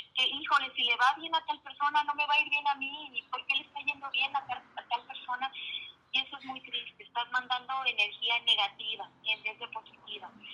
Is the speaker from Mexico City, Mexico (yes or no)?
no; Guadalajara, Jalisco, Mexico; mi natal Guadalajara, que es donde yo nací, que me siento muy orgulloso de ser zapatilla